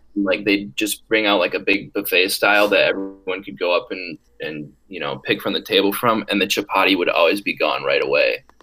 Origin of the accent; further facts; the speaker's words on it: Wisconsin, United States; I am from Wisconsin. I am from about four hours north of the UW Madison campus, and my hometown is really small